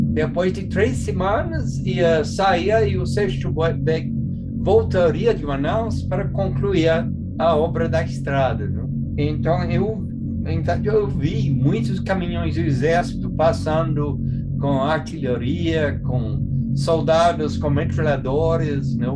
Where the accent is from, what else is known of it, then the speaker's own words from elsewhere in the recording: England, United Kingdom; moved away as an adult; now in Brazil; eu nasci na Inglaterra